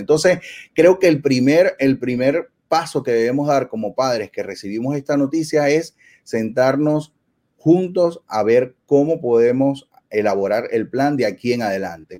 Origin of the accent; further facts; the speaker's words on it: Venezuela; moved away as an adult; somos inmigrantes en Venezuela, somos venezolanos y allá teníamos otra vida